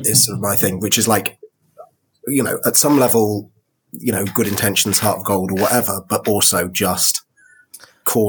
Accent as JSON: {"language": "English", "country": "United Kingdom", "said": "as a Brit, because like every British polite bone in my body"}